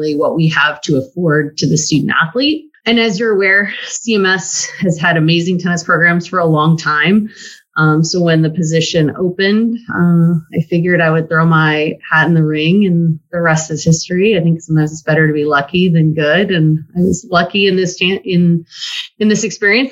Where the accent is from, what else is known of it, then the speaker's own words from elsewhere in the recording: West Coast, United States; moved away; I'm originally from the West Coast.